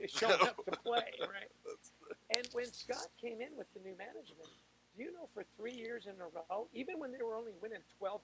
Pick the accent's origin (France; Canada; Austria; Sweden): Canada; I'm Canadian.